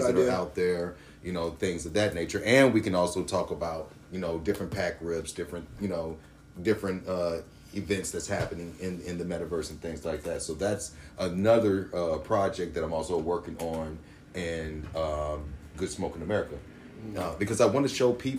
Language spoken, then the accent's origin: English; Memphis, Tennessee, United States; now in Seattle, United States; I'm actually from Memphis, Tennessee